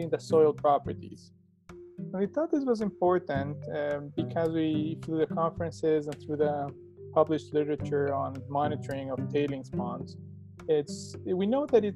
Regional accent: Ecuador; moved away as an adult; now in Alberta, Canada; I'm from Ecuador in South America, and I've been living in Canada almost for 15 years. I came here to do my undergraduate

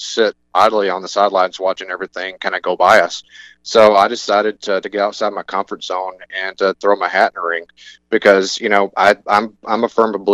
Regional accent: Northeast Alabama, United States; moved away as an adult; also born or lived in Upper Peninsula, Michigan; now in Michigan, United States; I'm from Northeast Alabama originally. I made it up here at Michigan Tech back in 2007

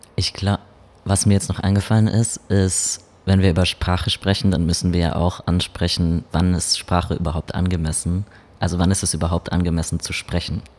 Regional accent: Baden-Württemberg, Germany; ich komme aus Baden-Württemberg

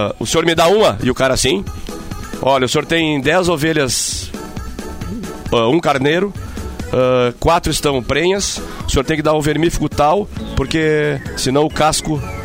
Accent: Piratini, Rio Grande do Sul, Brazil; lá na minha cidade, lá em Piratini

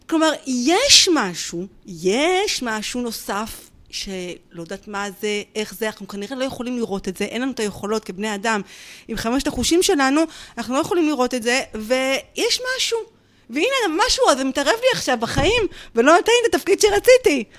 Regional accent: Petah Tikva, Central District, Israel; אני גרה בפתח תקווה, נולדתי בפתח לא תקווה וגדלתי בה

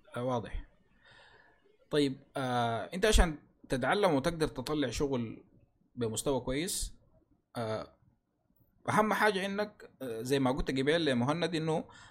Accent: Sudan; عندنا في السودان

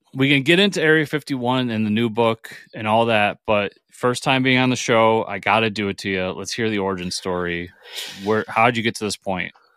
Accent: New York, United States; I'm a New Yorker

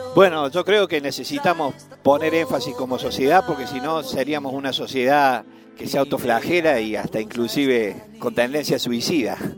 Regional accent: Deán Funes, Córdoba, Argentina; soy de Dianfunes, del noroeste cordobés

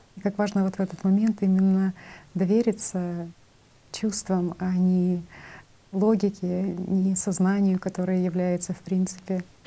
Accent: Belarus; Я сама из Белоруссии

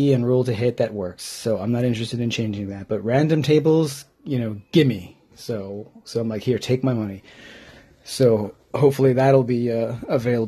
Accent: home state of California, United States; moved away as an adult; now in United Kingdom; I am clearly from the United States, but I've been living in the UK for 16 years

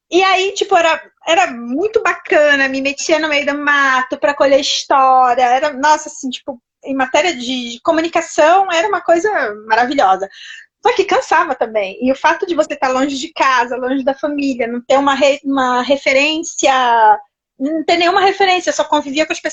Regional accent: Rio de Janeiro, Brazil; now in Italy; Sou carioca.

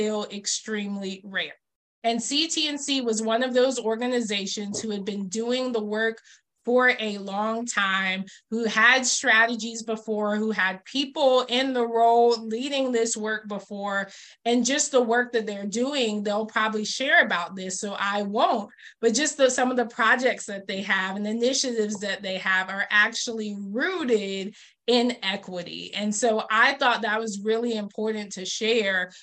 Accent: Georgia, United States; I was born in Georgia, so also born in the Deep South

